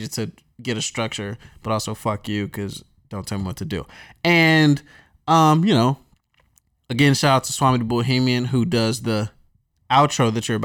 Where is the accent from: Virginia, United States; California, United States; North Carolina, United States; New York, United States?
North Carolina, United States; moved away; I'm from North Carolina